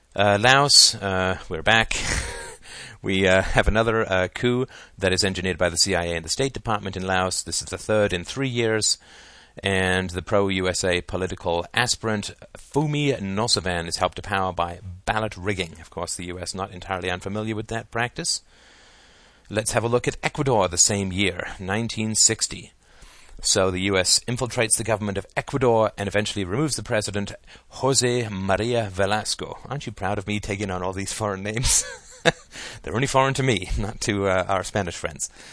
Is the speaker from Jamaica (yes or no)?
no; England, United Kingdom; moved away; I grew up in England where the British Empire was